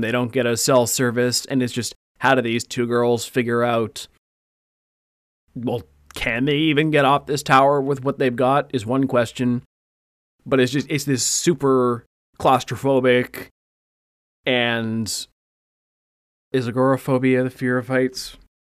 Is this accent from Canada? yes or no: yes; Canada; we're Canadian